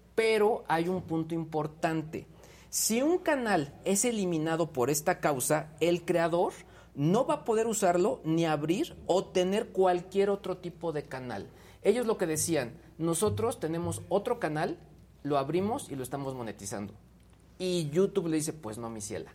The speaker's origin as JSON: {"language": "Spanish", "country": "Mexico", "said": "como mexicanos"}